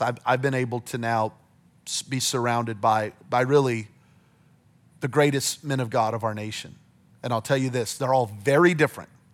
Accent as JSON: {"language": "English", "town": "Belen", "region": "New Mexico", "country": "United States", "tie": "born or raised there", "moved": "yes", "said": "I'm from Belen, New Mexico, population seventeen hundred people"}